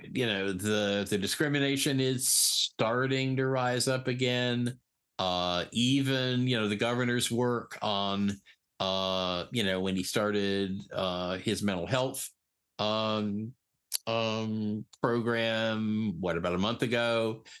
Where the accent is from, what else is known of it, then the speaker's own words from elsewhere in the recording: Eastern Connecticut, United States; moved away as an adult; also born or lived in New York City / San Francisco / Hawaii; I was born in New York City. When I was nine, we moved to Eastern Connecticut. I was really fortunate. We grew up, I grew up on the beach